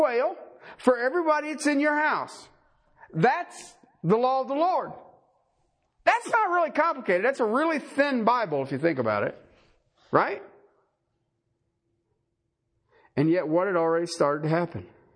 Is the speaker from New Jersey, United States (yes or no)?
no; Ohio, United States; I grew up in Ohio